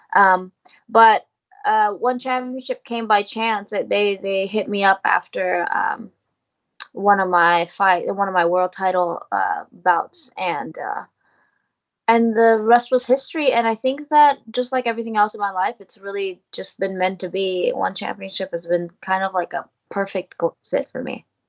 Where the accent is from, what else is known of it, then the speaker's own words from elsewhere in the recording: United States; I am Vietnamese American, living in America, soon to be uh, residing in Asia